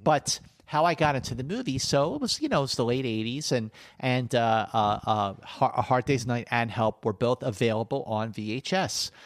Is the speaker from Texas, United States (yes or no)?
no; Philadelphia, Pennsylvania, United States; as a kid growing up in Philadelphia during the seventies